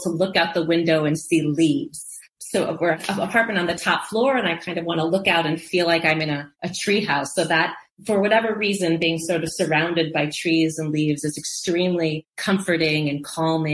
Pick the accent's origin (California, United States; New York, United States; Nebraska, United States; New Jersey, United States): Nebraska, United States; Lincoln; moved away as an adult; also born or lived in Oak Park, Illinois; I was born in Oak Park, a due west suburb of Chicago. My parents met in Chicago. My dad was a lifelong Chicagoan. So I was born in Oak Park and lived there until I was 10. And then my family moved to Lincoln, Nebraska